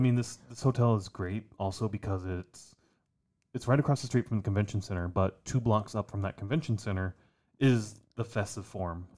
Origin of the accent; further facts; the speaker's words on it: Iowa, United States; we grew up in Iowa